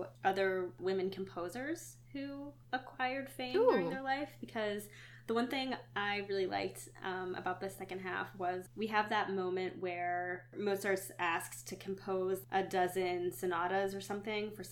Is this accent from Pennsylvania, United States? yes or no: yes; Western Pennsylvania, United States; I grew up in Western Pennsylvania